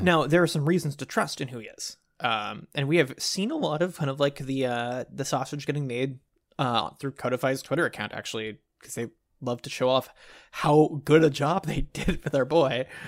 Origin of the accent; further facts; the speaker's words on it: Dallas, Texas, United States; as a kid growing up in Dallas